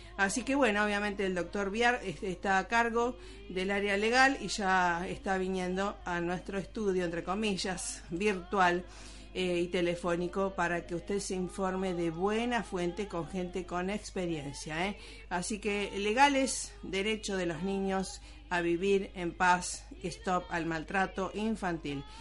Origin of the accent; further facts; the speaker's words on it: Rosario, Santa Fe, Argentina; moved away; allá en Rosario, mi Rosario natal